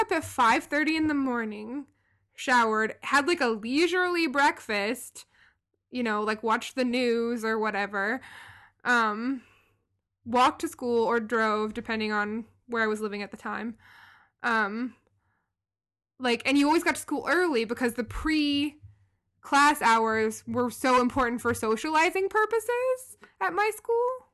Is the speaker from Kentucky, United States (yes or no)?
yes; Louisville, Kentucky, United States; moved away as an adult; also born or lived in Baltimore; I grew up in, in the biggest city in my state